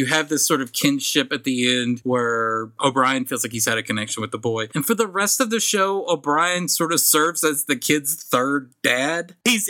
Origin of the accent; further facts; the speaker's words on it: the South, United States; I'm from the South.